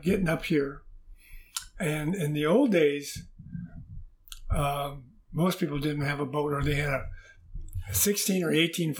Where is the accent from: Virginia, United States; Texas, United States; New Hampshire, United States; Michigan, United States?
Michigan, United States; Dearborn; moved away as an adult; also born or lived in Detroit, Michigan; now in Canada; I grew up in Dearborn, Michigan, home of Henry Ford.